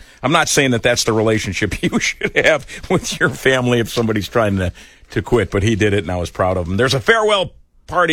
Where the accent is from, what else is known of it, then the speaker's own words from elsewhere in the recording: West Chicago, Illinois, United States; also born or lived in Winfield, Illinois; in my neighborhood where I grew up basically in Winfield and West Chicago, Illinois